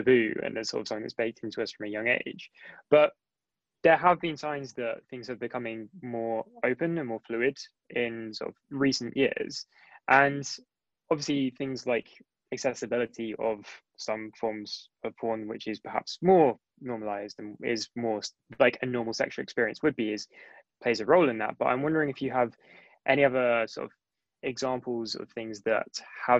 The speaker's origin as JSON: {"language": "English", "area": "Somerset", "region": "South West England", "country": "United Kingdom", "tie": "born or raised there", "moved": "yes", "lives_now": "London, United Kingdom", "said": "I grew up in Somerset"}